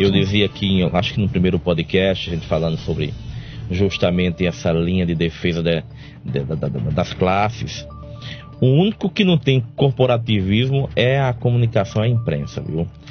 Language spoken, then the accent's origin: Portuguese; Cajazeiras, Paraíba, Brazil; eu sou de Cajazeiras